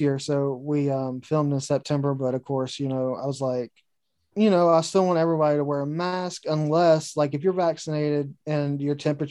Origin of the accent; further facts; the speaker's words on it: North Carolina, United States; also born or lived in Martinsville, Virginia; I was born in Martinsville, Virginia, and then I was raised here in North Carolina